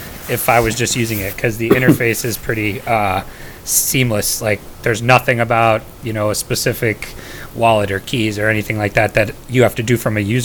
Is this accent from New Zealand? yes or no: no; New Jersey, United States; oh, nice. Represent. I'm from New